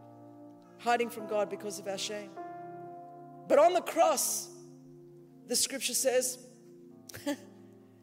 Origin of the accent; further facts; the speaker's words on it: Australia; I'm Australian